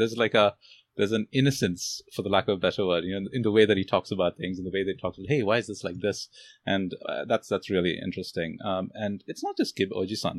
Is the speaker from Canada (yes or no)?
no; India; I'm, I'm Indian. Uh, I'm from India